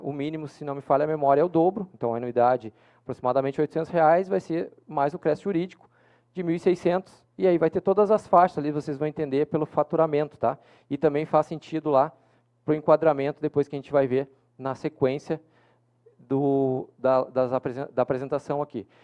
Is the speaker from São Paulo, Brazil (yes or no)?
no; Porto Alegre, Rio Grande do Sul, Brazil; eu que sou de Porto Alegre